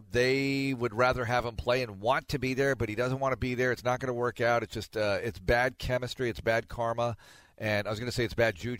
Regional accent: Texas, United States; I'd rather see Bridgewater there as a Texan.

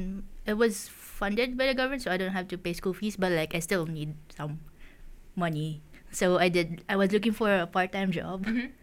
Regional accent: Philippines; now in Japan; because I'm a Filipino.

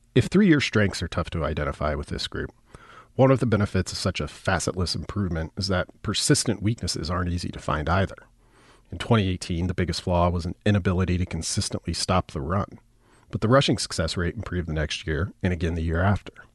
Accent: the Nebraska Panhandle, United States; I grew up in the Panhandle, and all of my references begin in the West.

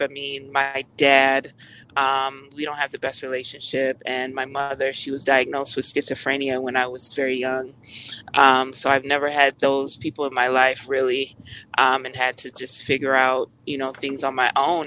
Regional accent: United States; I'm Jamaican American, by the way. So I was always teased in school, you know, because I wasn't like the other Black American kids.

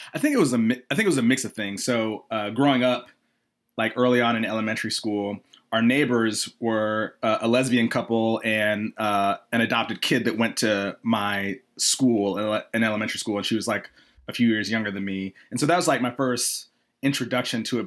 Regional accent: Atlanta, Georgia, United States; I'm from Atlanta originally. So after college, I came back to Atlanta

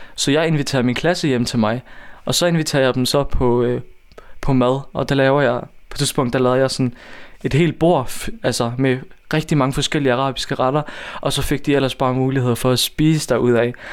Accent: Odense, Southern Denmark, Denmark; Jeg er født og opvokset i Volsmose.

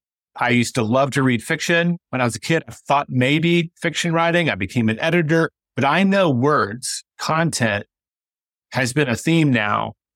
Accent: Memphis, Tennessee, United States; how the hell I'm a Mets fan when I grew up in Memphis, Tennessee?

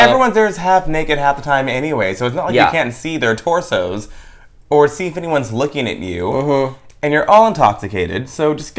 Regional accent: Palm Springs, California, United States; and I'm actually from Palm Springs, kind of.

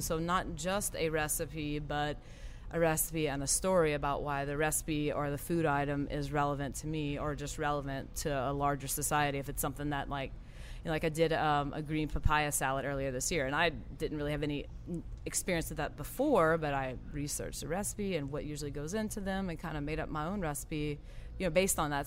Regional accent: Golden Meadow, Louisiana, United States; also born or lived in Thibodaux, Louisiana; I am originally from a small town called Golden Meadow. It's in Lafourche Parish

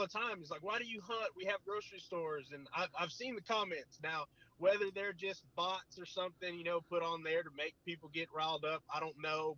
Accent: South Texas, United States; now in Bryan, United States; my hometown

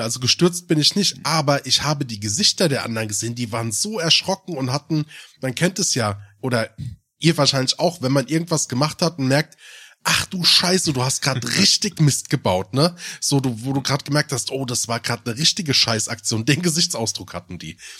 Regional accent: Germany; ich bin im Odenwald groß geworden

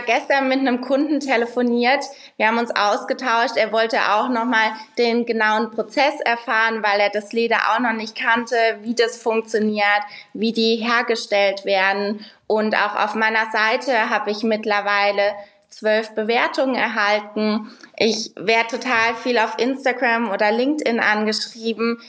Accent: Rhineland-Palatinate, Germany; moved away; ich komme aus der Pfalz ursprünglich

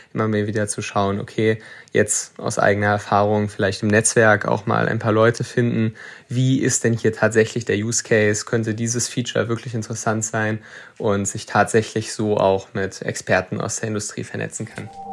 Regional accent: Germany; ich äh, bin mein ganzes Leben lang schon in Deutschland

